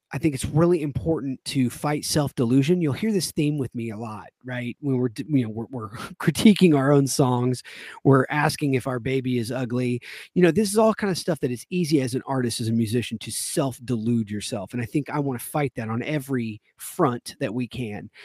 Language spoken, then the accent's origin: English; the South, United States; this is coming from a Southern boy. I mean, I was born and raised in the South.